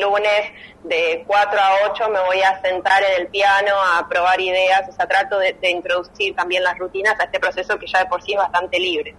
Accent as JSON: {"language": "Spanish", "town": "La Plata", "region": "Buenos Aires Province", "country": "Argentina", "moved": "as an adult", "lives_now": "Buenos Aires, Argentina", "said": "yo soy platense y cuando decidí mudarme a Capital"}